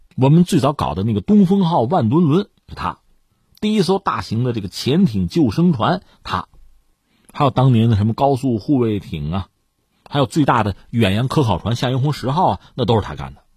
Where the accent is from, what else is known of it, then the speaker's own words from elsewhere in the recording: China; 我们中国人